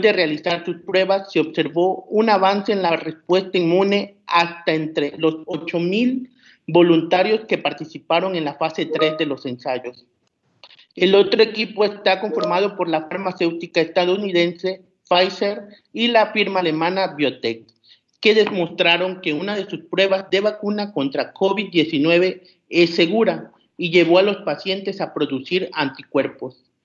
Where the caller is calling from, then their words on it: Tabasco, Mexico; Saludos desde Tabasco, en representación de la Red Mexicana de Periodistas